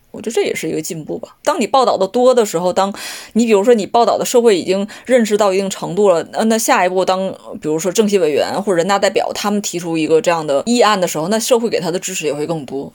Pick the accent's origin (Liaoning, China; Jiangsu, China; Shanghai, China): Liaoning, China; 我是辽宁人